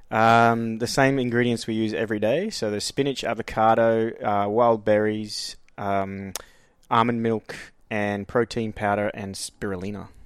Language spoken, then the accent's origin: English; Queensland, Australia; moved away as an adult; also born or lived in Frankston, Victoria / Blind Bight, Victoria; now in Melbourne, Australia; I was pretty much raised in Queensland. Um, so most of my schooling life was up there from a gra-, grade four onwards.